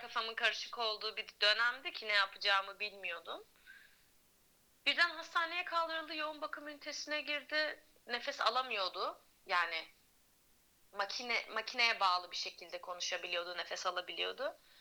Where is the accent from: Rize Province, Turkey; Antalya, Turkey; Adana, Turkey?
Antalya, Turkey; moved away as an adult; also born or lived in Tekirdağ; ben Antalya'da doğdum, büyüdüm